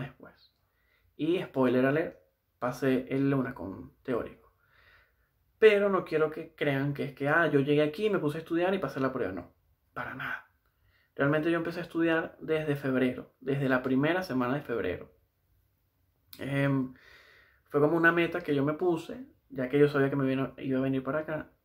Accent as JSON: {"language": "Spanish", "town": "Valencia", "region": "Carabobo", "country": "Venezuela", "moved": "as an adult", "lives_now": "Santiago, Chile", "said": "trabajé un tiempo en una de las clínicas más grandes de, de Valencia, que es de donde soy yo"}